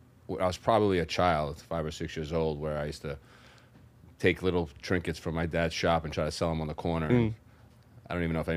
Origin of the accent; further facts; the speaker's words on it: New York City, New York, United States; So I'm born and raised in Brooklyn, New York. Come from Greek descent, first generation American. Grew up in South Brooklyn.